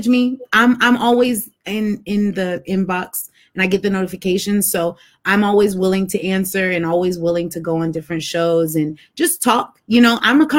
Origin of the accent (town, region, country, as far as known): United States